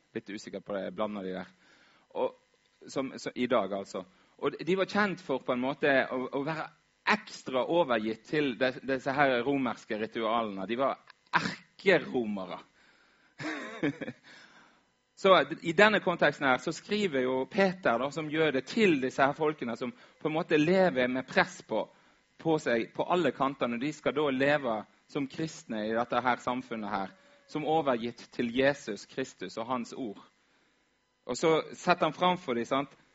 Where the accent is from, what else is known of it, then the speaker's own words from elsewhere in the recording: Vaksdal, Vestland, Norway; moved away; Var hjemme i Vaksdal